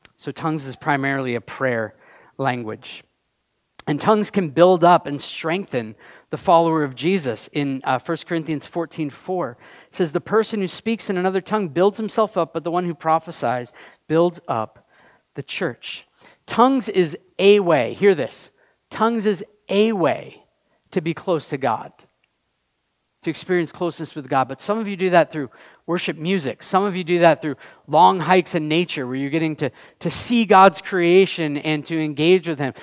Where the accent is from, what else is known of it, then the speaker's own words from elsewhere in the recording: United States; also born or lived in Canada; we were both born in the U.S.